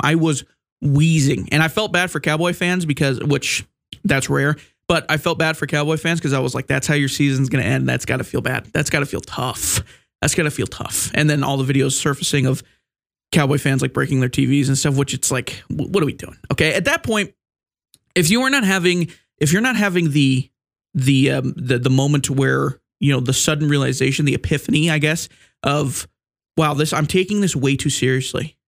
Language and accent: English; Wyoming, United States; I'm from Wyoming